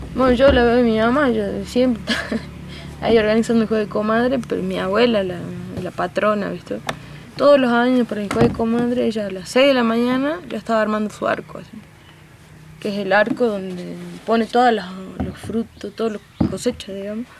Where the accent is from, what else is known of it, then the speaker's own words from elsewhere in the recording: Amaicha del Valle, Tucumán, Argentina; nacida y criada aquí en Amaicha del Valle, la comunidad indígena